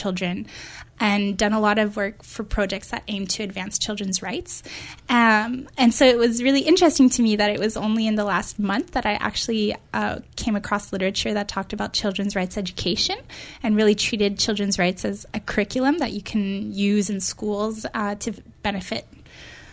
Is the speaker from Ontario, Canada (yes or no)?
no; Montreal, Quebec, Canada; moved away as an adult; now in Victoria, Canada; I'm from Montreal, so that's where I did my undergrad